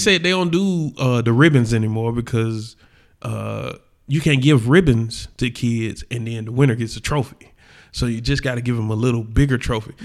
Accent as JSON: {"language": "English", "region": "the South", "country": "United States", "said": "we are from the South"}